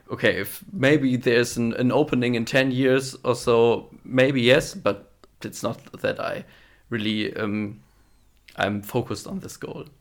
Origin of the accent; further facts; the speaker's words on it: Wallenhorst, Lower Saxony, Germany; member of the board at the CDU in my hometown in, in Wallenhorst